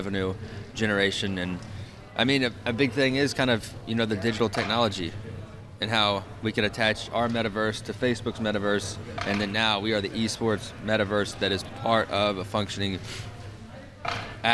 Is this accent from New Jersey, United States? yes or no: no; southern Illinois, United States; I moved it to a little 25 by 25 foot area above a small cafe in my hometown, and I start hosting tournaments. Next thing you know, I've got a 5 to 8 hour driving radius. People from Chicago, Columbus, Ohio, Chattanooga are driving to some small southern Illinois town